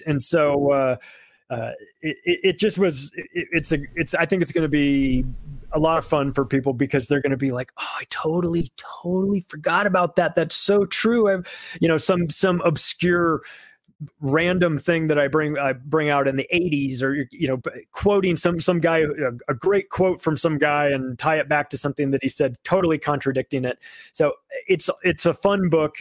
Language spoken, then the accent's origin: English; United States; I'm an American